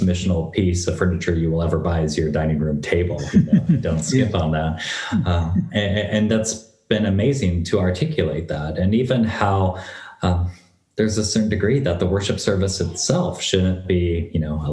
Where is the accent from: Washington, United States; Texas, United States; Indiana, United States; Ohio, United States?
Washington, United States; North Bend; moved away as an adult; now in Corvallis, United States; Dolly and I are high school sweethearts from North Bend, Washington